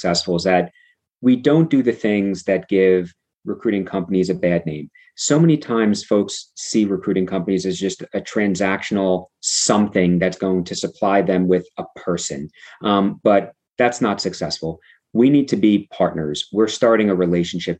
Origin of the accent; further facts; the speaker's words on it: Atlantic City, New Jersey, United States; I grew up outside of Atlantic City, New Jersey